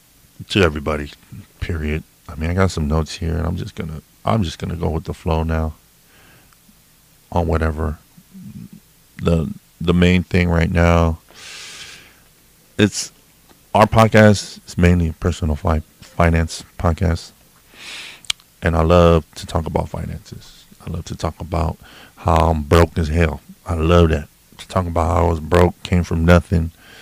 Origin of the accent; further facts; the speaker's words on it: California, United States; now in Washington, United States; Me and my wife, originally, yeah, we grew up in Cali, grew up in California. But now we're Washingtonians.